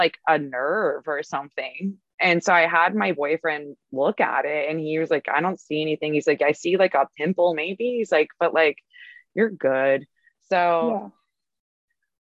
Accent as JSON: {"language": "English", "town": "Cincinnati", "region": "Ohio", "country": "United States", "tie": "born or raised there", "moved": "yes", "lives_now": "West Hollywood, United States", "said": "I grew up in Cincinnati, Ohio"}